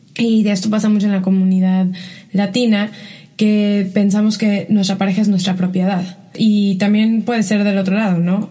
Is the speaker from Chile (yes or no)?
no; Mexico; el mensaje que recibía como mexicana